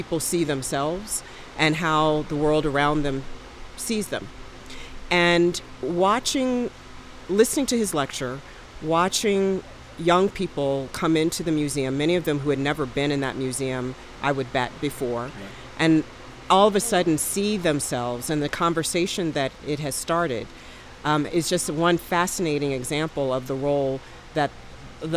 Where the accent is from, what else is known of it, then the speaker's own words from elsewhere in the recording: Richmond, Virginia, United States; moved away; I now live in Richmond, Virginia, and it's my hometown. I grew up there